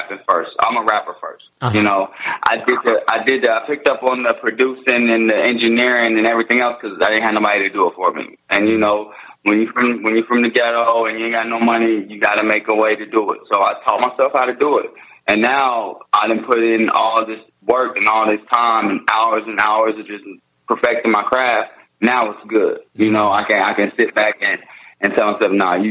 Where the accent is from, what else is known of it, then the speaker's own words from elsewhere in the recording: Indianapolis, Indiana, United States; also born or lived in Bloomington, Indiana / Philadelphia / Florida / California; I was born in Bloomington, Indiana, lived in Indianapolis.